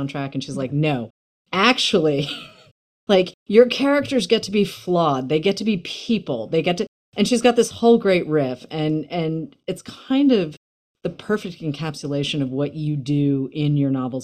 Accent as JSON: {"language": "English", "town": "Boston", "region": "Massachusetts", "country": "United States", "tie": "born or raised there", "said": "I grew up in Boston"}